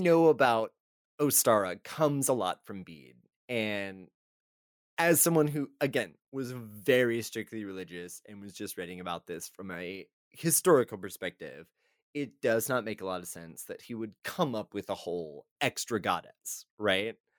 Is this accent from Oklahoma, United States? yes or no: no; Texas, United States; we are both from Texas